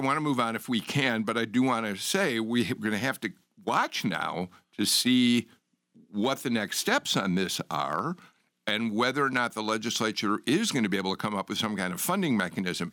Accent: Chicago, Illinois, United States; now in Georgia, United States; I'm from Chicago

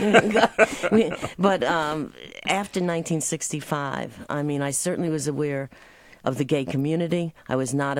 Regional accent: New York City, New York, United States; moved away; I grew up in Manhattan in an apartment building

